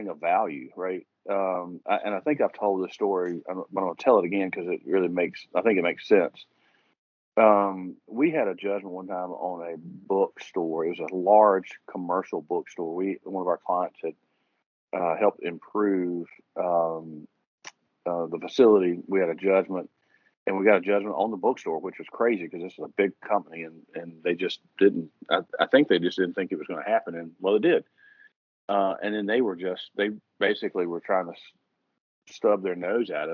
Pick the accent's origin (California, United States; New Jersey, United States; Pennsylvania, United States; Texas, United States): Pennsylvania, United States; Philadelphia; I grew up in Roxborough